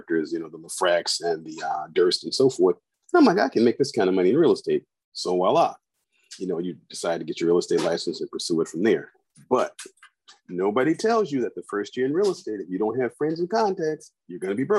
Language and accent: English; Chicago, Illinois, United States; growing up in the inner city of Chicago